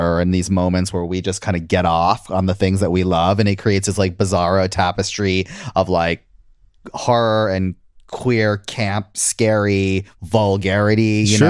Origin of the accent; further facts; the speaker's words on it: Connecticut, United States; moved away; I'm from Connecticut originally.